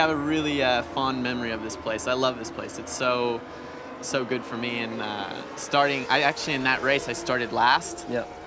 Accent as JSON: {"language": "English", "town": "Los Angeles", "region": "California", "country": "United States", "tie": "born or raised there", "said": "Well, I'm from uh, Los Angeles, born and raised there."}